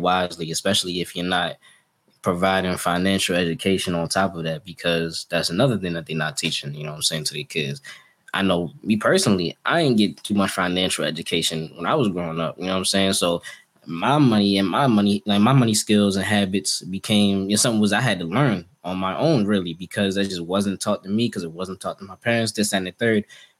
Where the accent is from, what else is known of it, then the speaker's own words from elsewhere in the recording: Jamaica; Growing up in Jamaica, you ain't had nothing.